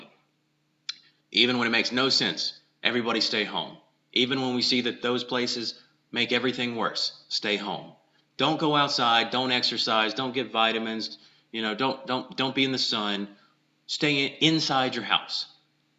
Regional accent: South Georgia, United States; I'm from South Georgia

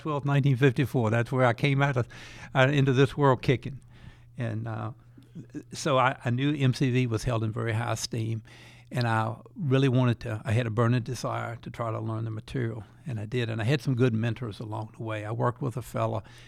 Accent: Petersburg, Virginia, United States; also born or lived in Richmond, Virginia / McKenney, Dinwiddie County, Virginia; I grew up in a town called Petersburg, Virginia, about twenty miles south of Richmond, Virginia, the capital of Virginia

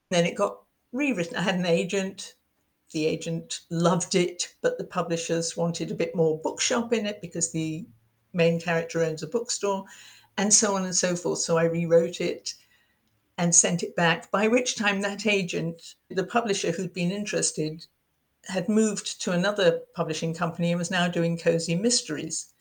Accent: United Kingdom; accent: English; moved away as an adult; now in United States; being British

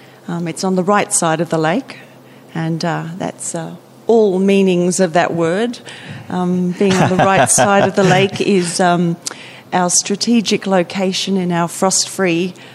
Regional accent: Melbourne, Victoria, Australia; accent: Australian; moved away as an adult; also born or lived in Singapore; now in New Zealand; I grew up in Melbourne

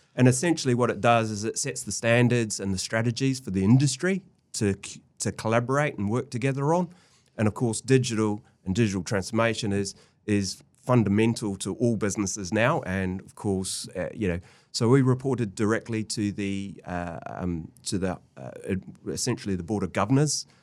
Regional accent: New Zealand; moved away as an adult; I'm a Kiwi

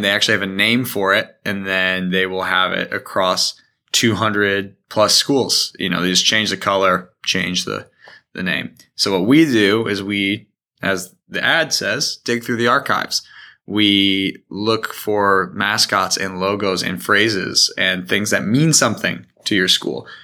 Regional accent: Indiana, United States; also born or lived in Michigan; I grew up here in Indiana, also in Michigan for a while

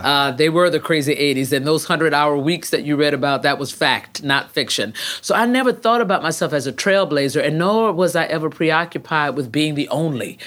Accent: Jacksonville, Florida, United States; also born or lived in Texas; I grew up right up the road, uh, here in Florida at Jacksonville.

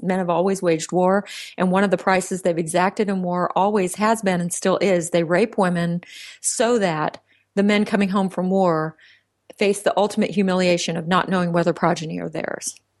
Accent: Central Texas, United States; I was raised in Central Texas

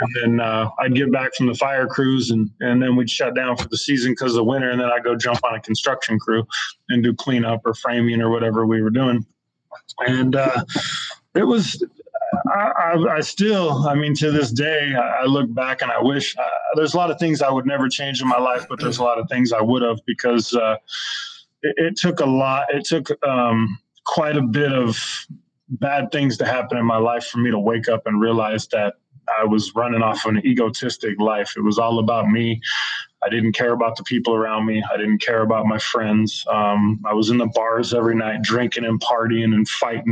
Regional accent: Shasta County, California, United States; the people I grew up with in Shasta County

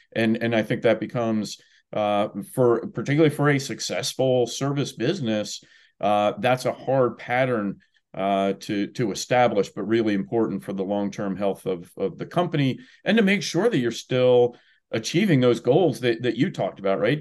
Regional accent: New Jersey, United States; also born or lived in Washington, D.C.; now in Indiana, United States; I grew up in New Jersey

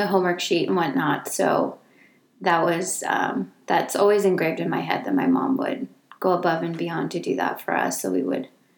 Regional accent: Redwood City, California, United States; also born or lived in Tamazula, Jalisco, Mexico; I came to the United States along with my sister when I was 5 years old. And I've lived in the peninsula, Redwood City, California, ever since then.

